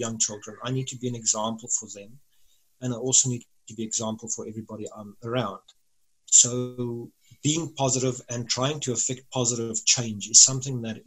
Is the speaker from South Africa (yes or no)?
yes; South Africa; as a South African